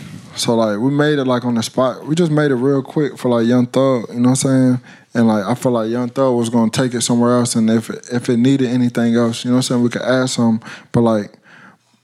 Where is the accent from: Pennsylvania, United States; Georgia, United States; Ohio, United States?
Georgia, United States; Atlanta; accent: heavy Atlanta; I'm from Atlanta